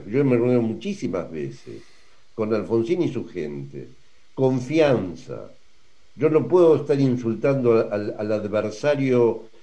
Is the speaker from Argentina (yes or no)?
yes; Argentina; pero somos todos argentinos, todos ciudadanos